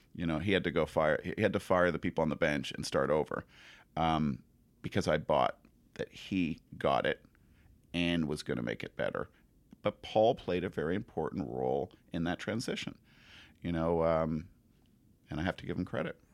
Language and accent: English; Montreal, Quebec, Canada; moved away; also born or lived in New Zealand; I'm from Montreal, and I supposedly speak French